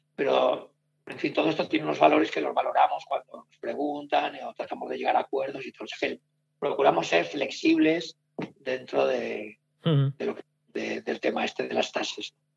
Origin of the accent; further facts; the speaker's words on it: Soria, Castile and León, Spain; moved away as an adult; now in Madrid, Spain; los sorianos somos muy pesados con Soria